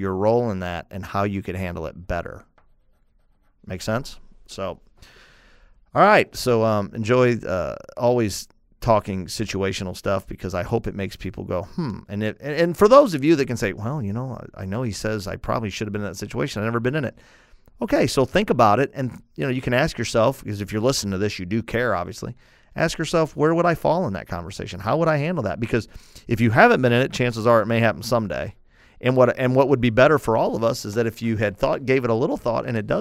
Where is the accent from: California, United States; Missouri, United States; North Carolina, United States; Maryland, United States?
Missouri, United States; St. Louis; I'm from St. Louis, the Cardinals in the 80s